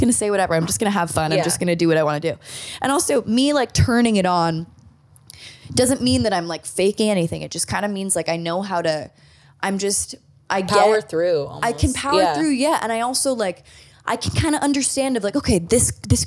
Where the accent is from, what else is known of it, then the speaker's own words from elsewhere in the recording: Malibu, California, United States; when I was a child, like 9, 10 years old, we grew up in Malibu